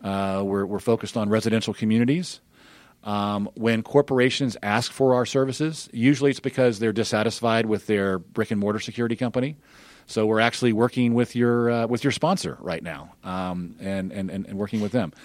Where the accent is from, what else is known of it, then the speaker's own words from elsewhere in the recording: Birmingham, Alabama, United States; moved away as an adult; also born or lived in California; I grew up in Birmingham near, nearby